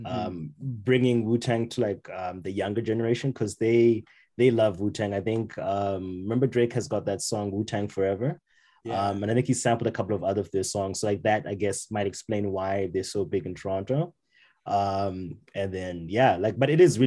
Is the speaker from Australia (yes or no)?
no; Zimbabwe; moved away as an adult; now in Calgary, Canada; I'm from Zimbabwe